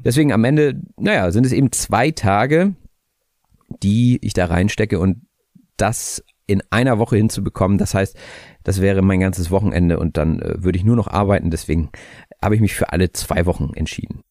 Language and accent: German; Hamburg, Germany; ich komme aus Hamburg, ich bin auch 30 Jahre alt